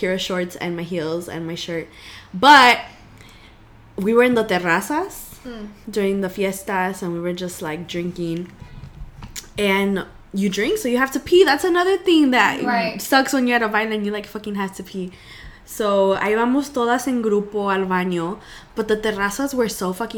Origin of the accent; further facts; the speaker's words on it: United States; I'm from El Norte